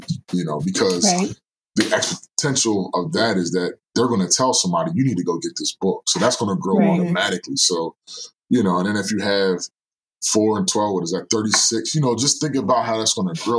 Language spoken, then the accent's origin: English; Norristown, Pennsylvania, United States; moved away; my hometown is about 15, 20 minutes away